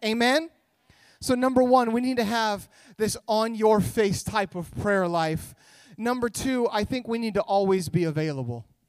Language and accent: English; Idaho, United States; moved away as an adult; also born or lived in California; now in Orange County, United States; I was born in California, but when I was a little kid, my parents moved us up to Idaho, and that's where I grew up.